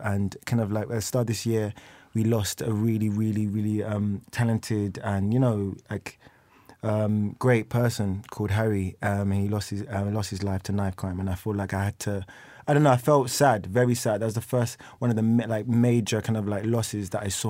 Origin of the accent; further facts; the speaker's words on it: London, United Kingdom; I'm from, like, East London